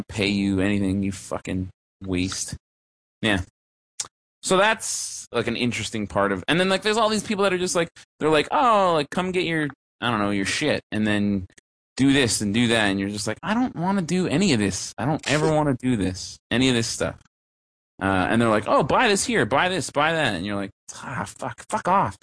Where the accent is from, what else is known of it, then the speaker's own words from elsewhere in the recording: Canada; I'm Canadian.